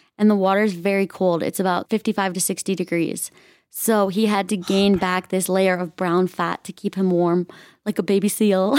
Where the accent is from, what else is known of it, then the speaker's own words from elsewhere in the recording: Minnesota, United States; I grew up in Minnesota, very traditional Midwest.